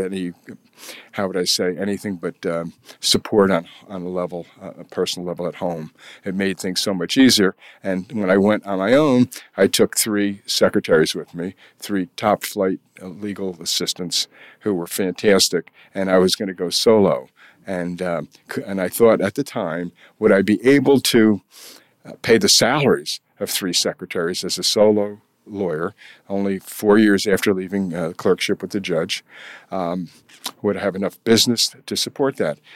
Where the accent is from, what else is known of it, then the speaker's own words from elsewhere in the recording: Kingston, New York, United States; also born or lived in California / Washington, D.C. / Albany / Springfield, Massachusetts; my hometown